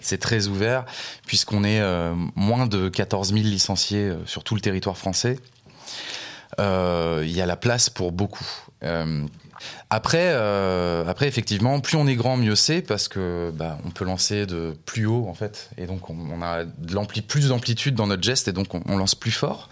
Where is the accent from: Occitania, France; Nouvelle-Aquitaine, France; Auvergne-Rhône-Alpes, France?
Nouvelle-Aquitaine, France; La Rochelle; born or raised there; moved away as an adult; also born or lived in Montpellier